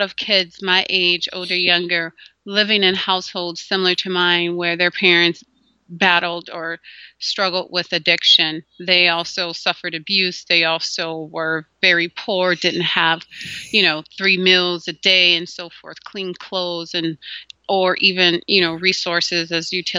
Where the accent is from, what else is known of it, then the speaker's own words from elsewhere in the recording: Gary, Indiana, United States; moved away; also born or lived in Minnesota; We grew up in Gary, Indiana, and then we transitioned to Minnesota later